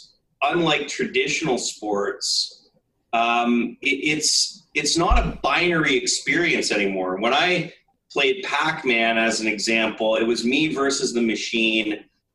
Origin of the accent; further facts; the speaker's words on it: Canada; I grew up, I'm a Canadian, I grew up a hockey fan.